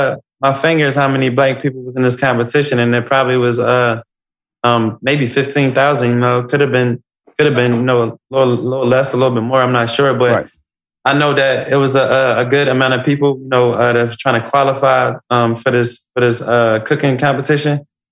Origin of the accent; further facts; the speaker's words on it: Philadelphia, Pennsylvania, United States; My life was a pivot. I come from West Philadelphia. I come from the jungle.